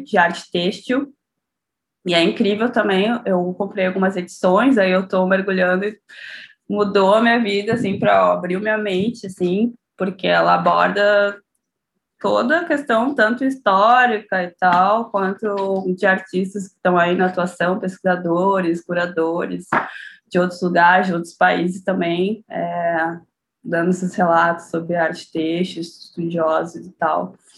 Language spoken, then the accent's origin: Portuguese; São Leopoldo, Rio Grande do Sul, Brazil; Eu sou de São Leopoldo, aqui na região metropolitana